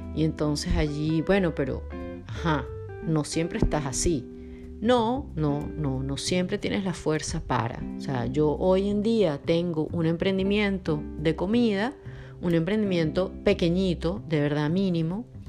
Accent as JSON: {"language": "Spanish", "country": "Venezuela", "also_born_or_lived": "Belo Horizonte, Brazil / Buenos Aires, Argentina / Rzeszów, Poland", "moved": "as an adult", "lives_now": "Porto, Portugal", "said": "soy venezolana y por cuestiones de la vida he vivido en varios lugares"}